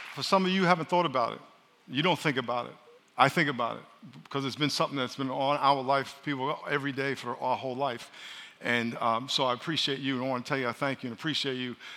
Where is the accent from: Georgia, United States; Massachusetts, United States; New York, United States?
New York, United States; moved away; I'm from New York